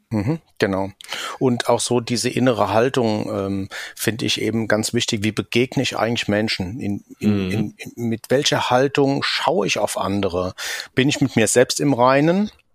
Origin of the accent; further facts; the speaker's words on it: Rhine-Main area, Hesse, Germany; accent: Hessian; komme aus dem Rhein-Main-Gebiet, hört man vielleicht auch an meinem hessischen Akzent